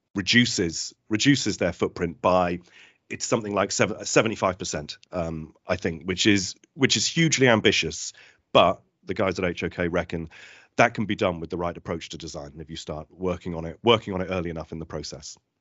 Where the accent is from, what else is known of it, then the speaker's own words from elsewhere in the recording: Cornwall, South West England, United Kingdom; as a Cornish lad